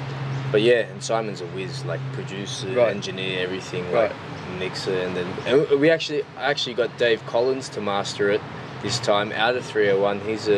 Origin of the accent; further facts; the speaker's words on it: Newcastle, North East England, United Kingdom; also born or lived in London; But other than that, I'm born and raised in Newcastle.